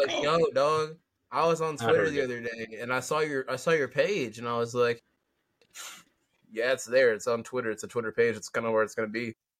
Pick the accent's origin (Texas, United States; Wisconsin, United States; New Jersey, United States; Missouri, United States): Texas, United States; I'm from Texas.